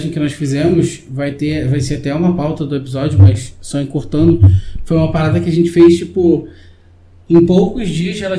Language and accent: Portuguese; Rio de Janeiro, Brazil; nós somos do Rio